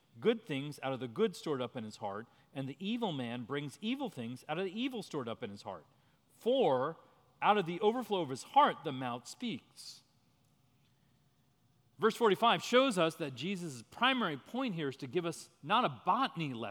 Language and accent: English; New Jersey, United States; moved away as an adult; also born or lived in Washington, D.C.; I grew up in New Jersey. I was born in 1969.